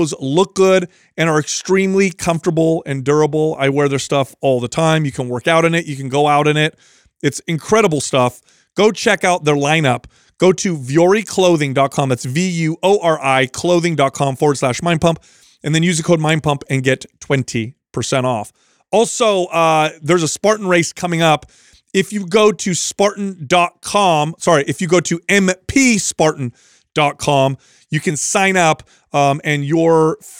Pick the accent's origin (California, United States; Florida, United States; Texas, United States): California, United States; Bay Area; I grew up in the Bay Area